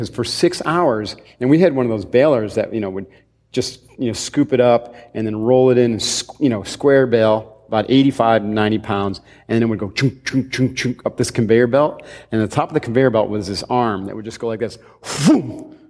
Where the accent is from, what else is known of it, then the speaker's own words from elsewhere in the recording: Upstate New York, United States; Upstate New York.